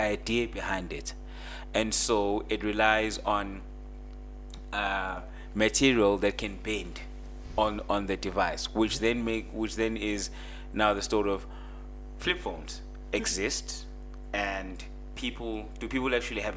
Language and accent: English; South Africa; my hometown, I can tell you for a fact, my hometown does not have LTE